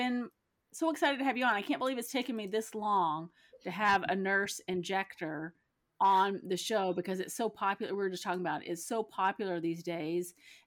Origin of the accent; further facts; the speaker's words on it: Texas, United States; I'm from Texas. Yeah. I'm from Texas